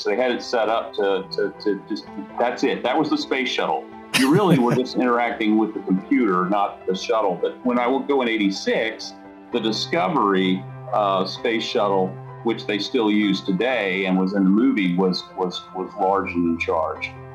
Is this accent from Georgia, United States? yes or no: yes; Atlanta, Georgia, United States; now in Huntsville, United States; was born and raised in Atlanta, Georgia, so I'm one of the few, the proud Atlanta native.